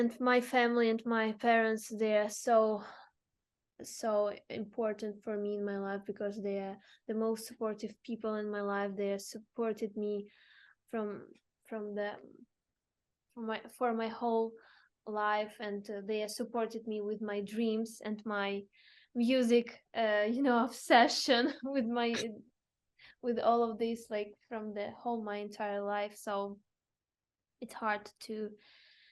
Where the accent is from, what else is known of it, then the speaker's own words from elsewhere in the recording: Zaporizhzhia, Zaporizhzhia Oblast, Ukraine; English is a second language; moved away; I'm from Zaporizhia. It's the southeast part of Ukraine